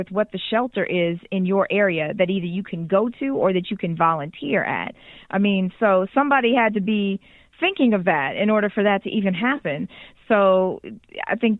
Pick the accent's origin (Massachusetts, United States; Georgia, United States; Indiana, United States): Massachusetts, United States; Boston; now in Houston, United States; I'm from Boston originally